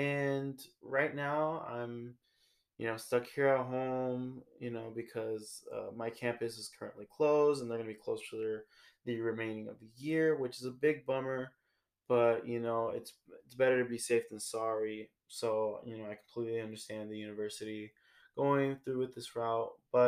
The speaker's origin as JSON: {"language": "English", "town": "San Francisco", "region": "California", "country": "United States", "tie": "born there", "said": "So I was born in San Francisco, California, and I moved around quite a bit as a kid."}